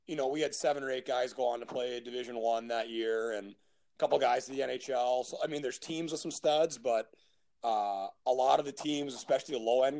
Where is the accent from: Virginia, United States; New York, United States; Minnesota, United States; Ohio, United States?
Minnesota, United States; born or raised there; moved away as an adult; now in Stockholm, Sweden